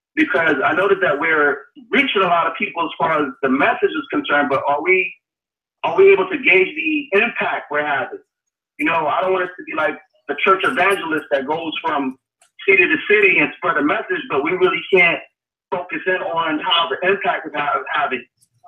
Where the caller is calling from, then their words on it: Atlanta, Georgia, United States; I'm calling from Atlanta, Georgia.